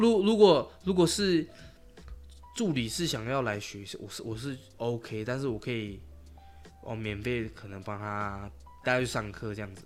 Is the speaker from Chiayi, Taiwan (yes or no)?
no; Taichung, Taiwan; moved away as an adult; also born or lived in Taipei; 我是台中人嘛